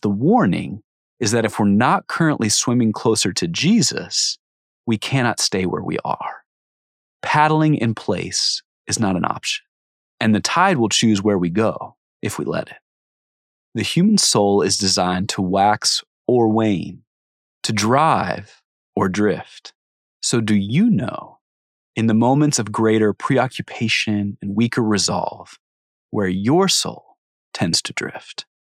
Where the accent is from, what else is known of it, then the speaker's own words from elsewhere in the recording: Cincinnati, Ohio, United States; I grew up outside Cincinnati, Ohio, a far drive from any ocean